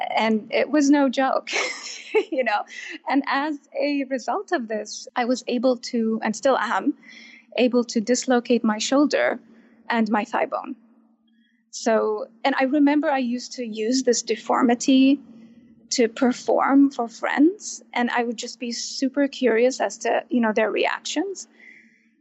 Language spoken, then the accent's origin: English; Baghdad, Baghdad Governorate, Iraq; English is a second language; moved away; also born or lived in Kurdistan Region, Iraq; I grew up in Baghdad